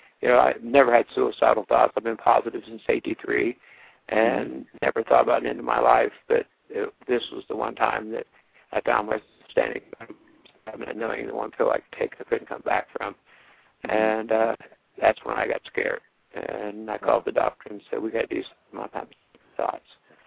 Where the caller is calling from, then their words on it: Ohio, United States; I'm calling from Ohio.